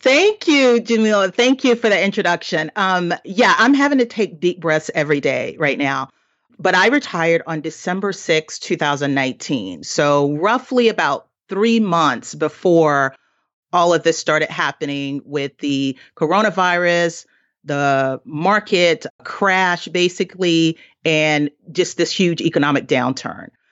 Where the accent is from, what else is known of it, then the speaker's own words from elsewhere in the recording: the South, United States; I grew up in poverty in the South